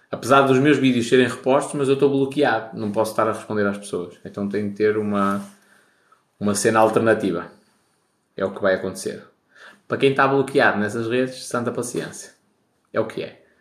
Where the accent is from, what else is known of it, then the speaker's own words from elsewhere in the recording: Baltar, Porto District, Portugal; Sou de Baltar, grande terra. Quem vai a Baltar, arranja mulher para casar.